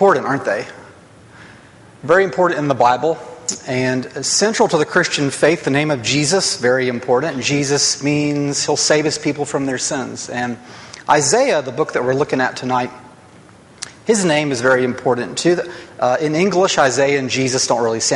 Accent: Huntsville, Alabama, United States; growing up in Huntsville

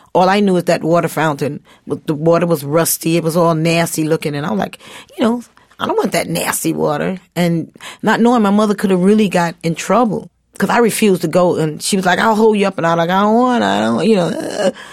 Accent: United States; I'm not African but my ancestors are African and I am American

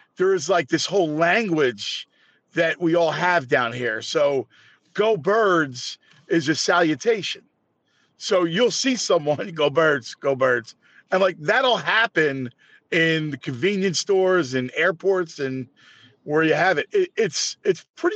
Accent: Philadelphia, Pennsylvania, United States; I grew up in this town, so I grew up in South Philly

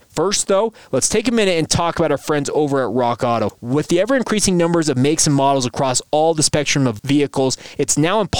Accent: Orem, Utah, United States; a guy I grew up around in Orem, Utah.

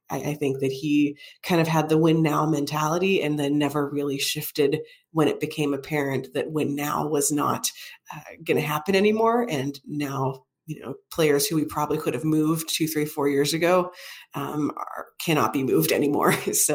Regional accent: Pittsburgh, Pennsylvania, United States; I grew up in Pittsburgh, so the Penguins are actually the team I followed longest in my life.

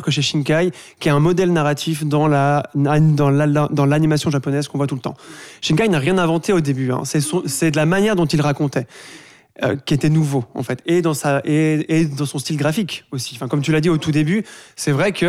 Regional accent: Switzerland; chez nous, en Suisse

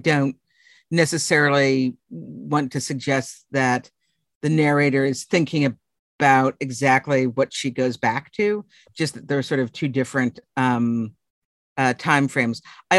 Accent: Boston, Massachusetts, United States; moved away as an adult; now in Texas, United States; I'm from Boston.

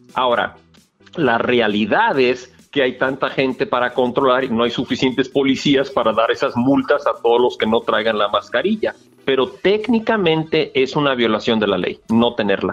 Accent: Guadalajara, Jalisco, Mexico; moved away as an adult; fui criado en Guadalajara de, de, edad 0 a edad 17

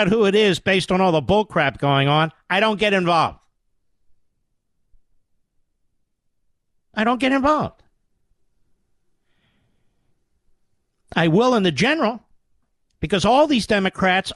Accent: Pennsylvania, United States; I'm from Pennsylvania

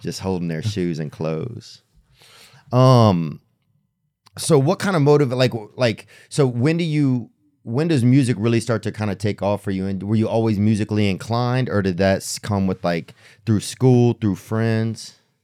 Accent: outside of New Orleans, Louisiana, United States; I grew up in New Orleans, so, or outside of New Orleans

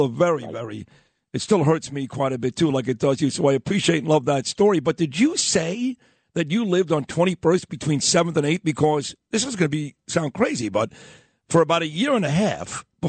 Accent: New York City, New York, United States; born or raised there

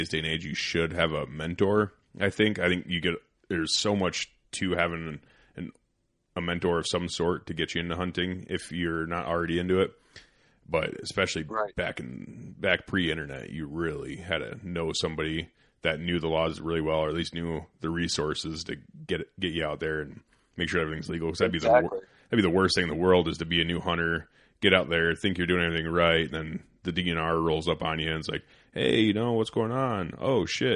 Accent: Northern Iowa, United States; also born or lived in Colorado; grew up, you know, typical Northern Iowa kid doing deer drives with the old man

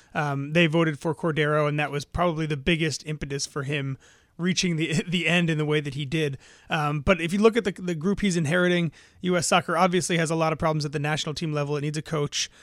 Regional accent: New York City, New York, United States; growing up in New York City and living in New York City

